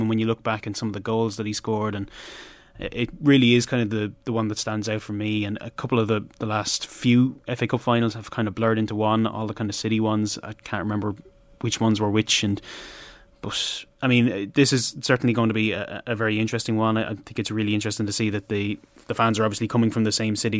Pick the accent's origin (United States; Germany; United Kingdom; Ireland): Ireland; Wexford, Leinster; we are from Wexford